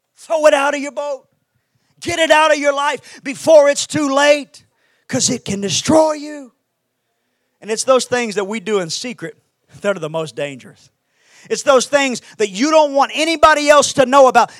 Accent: Houston, Texas, United States; I'm from Houston, Texas.

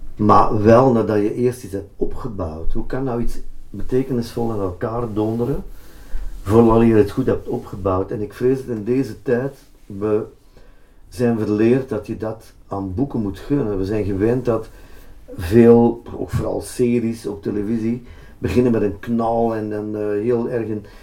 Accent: Antwerp, Flanders, Belgium; Antwerpen met name, dan toch mijn thuisstad

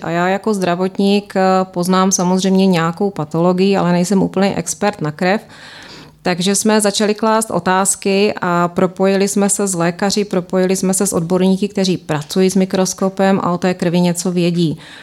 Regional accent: Brno, South Moravian Region, Czechia; moved away as an adult; now in London, United Kingdom; jsem vedoucí sestra na Áro a jsem z Brna

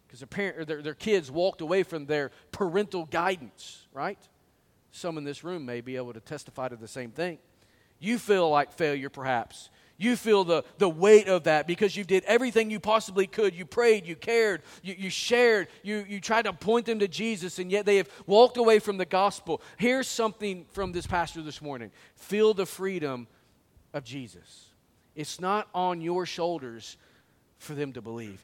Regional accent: Springdale, Arkansas, United States; I went to the bank there in my hometown

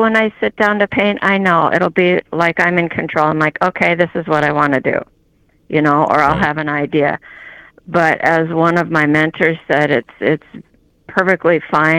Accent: California, United States; also born or lived in Japan / Erskine, Minnesota; My father was retired military, So I was born in Japan and I grew up in California, and then they moved to a hobby farm in Erskine, And that's where I graduated.

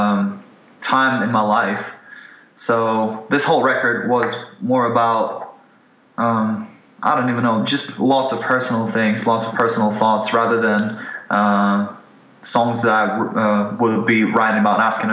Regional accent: Ukraine; moved away; I'm a Ukrainian guy. I'm originally from Ukraine

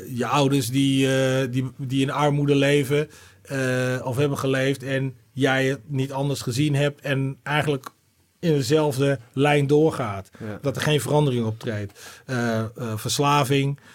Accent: Groningen, Netherlands; also born or lived in Arnhem / Leeuwarden; en weer vijf jaar later zijn we naar Groningen verhuisd.

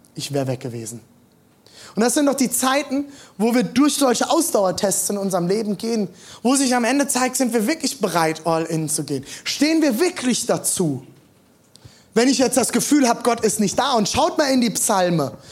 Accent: Germany; born or raised there

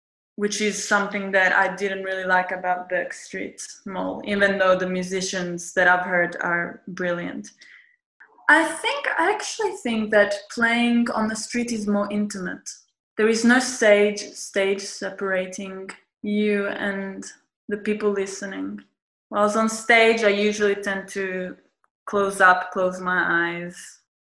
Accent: Italy; also born or lived in Fitzroy, Australia; now in Australia; Was born in Australia and grew up in Italy.

